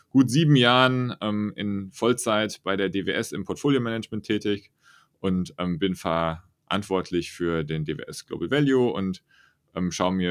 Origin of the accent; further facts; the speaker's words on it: Friedrichsdorf, Hesse, Germany; Ich komme aus der Region rund um Frankfurt. Ich bin in Friedrichsdorf groß geworden, so ungefähr so 30 Kilometer nördlich von Frankfurt bin dort zur Schule gegangen